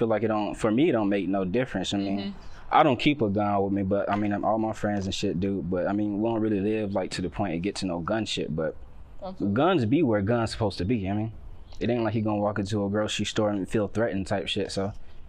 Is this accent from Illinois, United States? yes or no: no; Riverdale, Georgia, United States; I'm from the South Side, so I'm not from Atlanta. I know a lot of people like to claim every part. I'm from Clayton County, Riverdale.